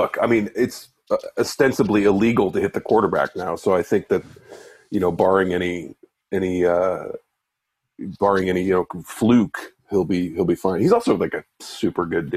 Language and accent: English; St. Louis, Missouri, United States; moved away; my hometown